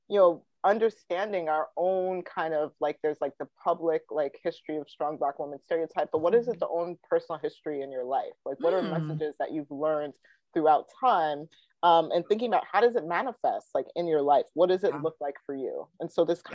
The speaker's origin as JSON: {"language": "English", "country": "Ghana", "said": "I'm Ghanaian"}